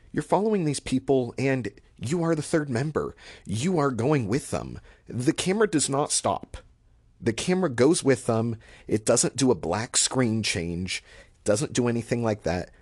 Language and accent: English; Portland, Oregon, United States; also born or lived in Washington State / Bay Area, California; I'm from the Portland area